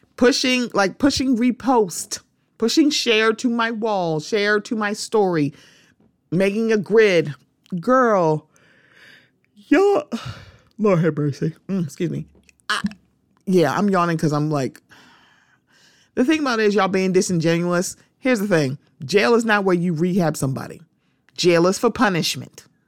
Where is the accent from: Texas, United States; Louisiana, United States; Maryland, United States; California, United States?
Maryland, United States; Baltimore; my hometown